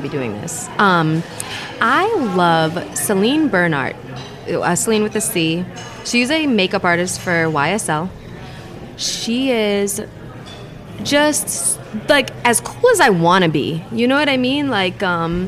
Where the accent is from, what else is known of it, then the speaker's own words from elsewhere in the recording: outside of Boston, New England, United States; We're from New England. Like, we're from outside of Boston